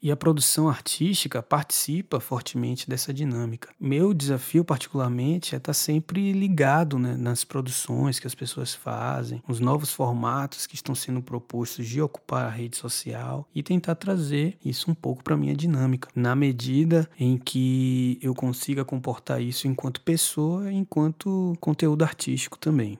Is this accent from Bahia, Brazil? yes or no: yes; Salvador, Bahia, Brazil; now in São Paulo, Brazil; Eu nasci em Salvador e estou vivendo em São Paulo